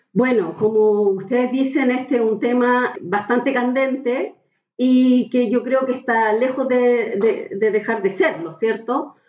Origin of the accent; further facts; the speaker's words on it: Valparaíso, Chile; moved away as an adult; now in Santiago, Chile; soy porteña y guanderina de corazón, aunque trabajo en Santiago